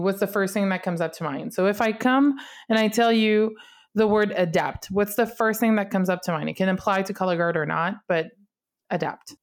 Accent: Canada; English is a second language; I'm from Canada. I speak mostly French, or at least that's what I'm the most comfortable in.

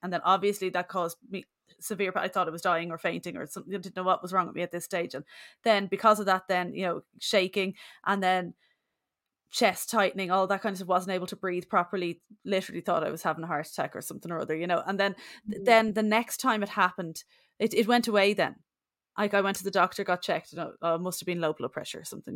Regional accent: Bray, County Wicklow, Ireland; moved away; I'm from Bray, County Wicklow originally

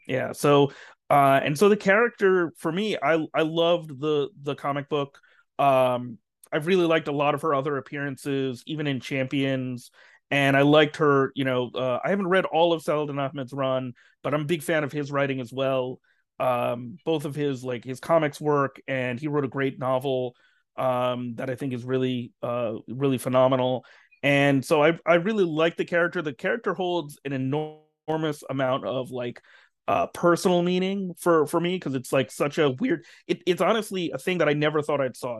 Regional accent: New Jersey, United States; grew up in New Jersey and, you know, is Muslim. I'm not Pakistani. My family's, uh, from Bangladesh

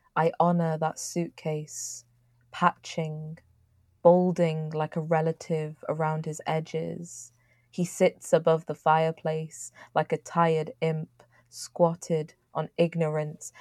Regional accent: Manchester, North West England, United Kingdom; born or raised there

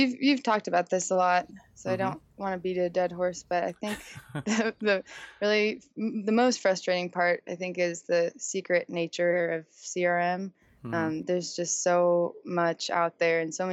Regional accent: San Diego, California, United States; I'm born and raised in San Diego

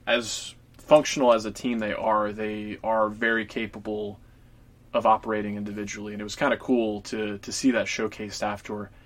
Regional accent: Atlanta, Georgia, United States; Atlanta, that's my hometown

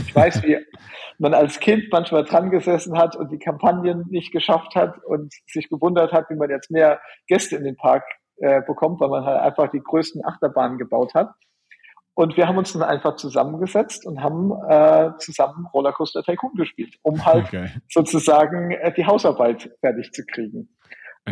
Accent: Germany; also born or lived in Orlando, United States; bei uns in Deutschland

